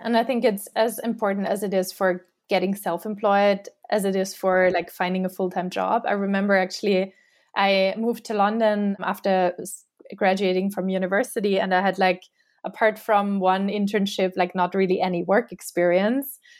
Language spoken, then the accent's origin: English; Austria; now in New York, United States; my own identity at, like, my home country